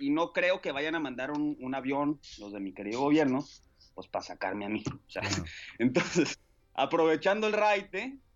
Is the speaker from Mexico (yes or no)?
yes; Culiacán, Sinaloa, Mexico; moved away as an adult; also born or lived in Zapopan / Juchipila / Monterrey; now in China; Sí, nací en Zapopan, ¿verdad? Pero digo, si quieres te platico mi historia. Me fui a los dos años a Juchipila, Zacatecas, y luego a Culiacán, Sinaloa a los seis años, y luego a Monterrey, Nuevo León a los 17